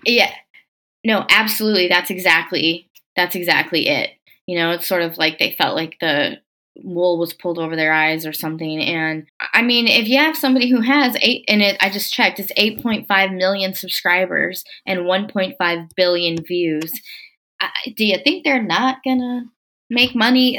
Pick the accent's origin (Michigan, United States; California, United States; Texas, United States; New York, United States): Texas, United States; Corpus Christi; I'm from Corpus Christi, Texas. That's the hometown of …. Um, and when … died, I was in high school